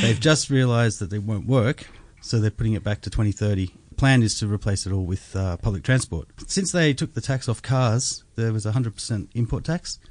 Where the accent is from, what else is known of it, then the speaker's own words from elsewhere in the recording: Australia; as an Australian